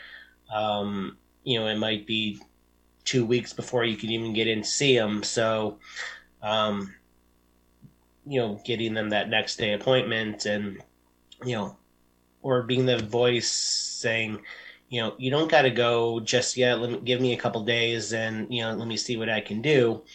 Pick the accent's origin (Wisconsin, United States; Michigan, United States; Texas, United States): Michigan, United States; Detroit; moved away; I'm originally from the Detroit area.